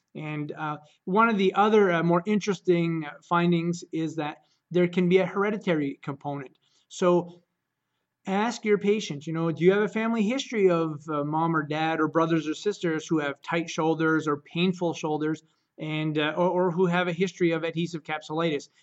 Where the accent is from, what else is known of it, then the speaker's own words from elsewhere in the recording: Caribou, Maine, United States; I'm from Caribou, Maine